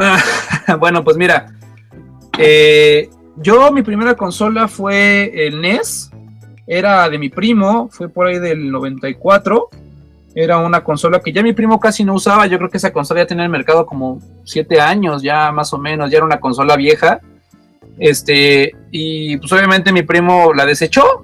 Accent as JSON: {"language": "Spanish", "region": "Mexico City", "country": "Mexico", "said": "De México, de aquí, del famoso estado del distrito del defectuoso, dirían por ahí, aquí en el DF."}